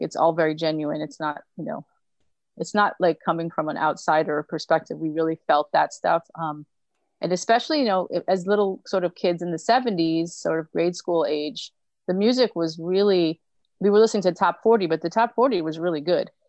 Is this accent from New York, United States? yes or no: yes; New York City, New York, United States; also born or lived in Brooklyn; I grew up in Greenwich Village, and, you know, it was like a small town in a big city